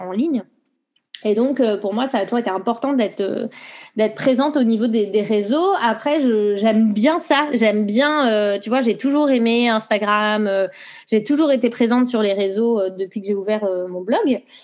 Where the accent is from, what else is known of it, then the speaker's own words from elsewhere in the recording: Brittany, France; moved away as an adult; also born or lived in Montreal, Canada; now in England, United Kingdom; je suis une bretonne